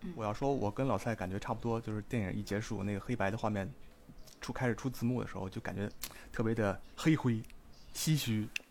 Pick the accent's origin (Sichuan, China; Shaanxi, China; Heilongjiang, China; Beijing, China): Beijing, China; 我来自北京